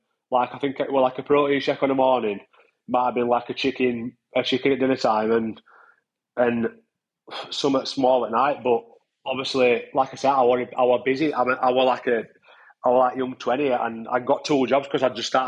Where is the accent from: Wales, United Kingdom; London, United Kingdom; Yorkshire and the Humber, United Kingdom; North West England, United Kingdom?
Yorkshire and the Humber, United Kingdom; Barnsley; from Barnsley, married with two boys